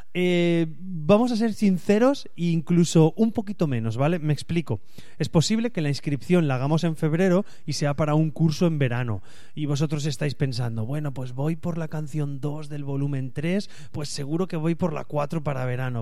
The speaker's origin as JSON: {"language": "Spanish", "country": "Spain", "said": "yo así soy de España"}